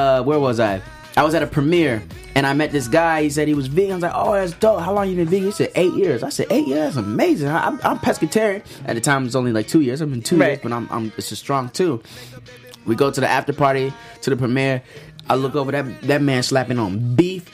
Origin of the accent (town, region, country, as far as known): Canada; also born or lived in Jamaica / Florida; now in Los Angeles, United States